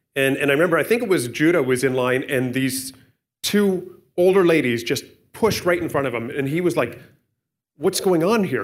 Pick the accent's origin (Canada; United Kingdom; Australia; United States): Canada; we're Canadian. And I'm grateful to be a Canadian. It's my citizenship.